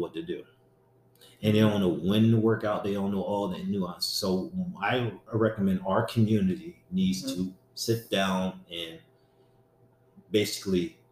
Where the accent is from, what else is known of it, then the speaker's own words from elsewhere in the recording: Harrisburg, Pennsylvania, United States; I grew up in Harrisburg